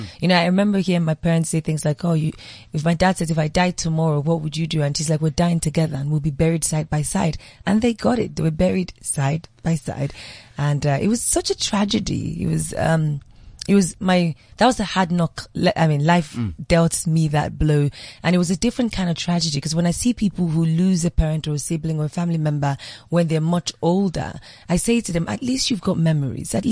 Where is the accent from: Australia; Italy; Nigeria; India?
Nigeria; Being born, growing up in Nigeria